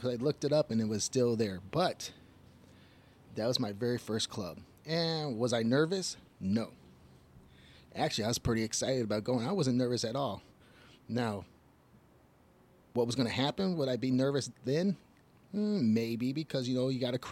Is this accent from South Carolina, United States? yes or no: no; Detroit, Michigan, United States; also born or lived in Illinois; I'm from Detroit, Michigan